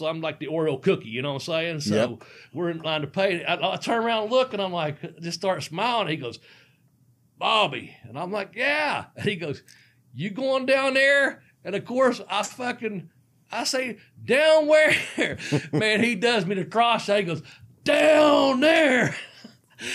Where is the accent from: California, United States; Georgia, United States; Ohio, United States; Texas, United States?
Ohio, United States; Cincinnati; I'm from Cincinnati.